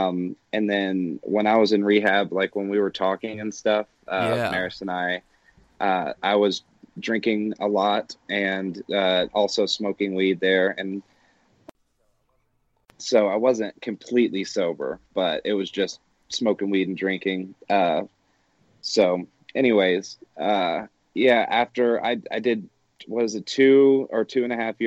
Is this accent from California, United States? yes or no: no; Atlanta, Georgia, United States; now in Denver, United States; I am from Atlanta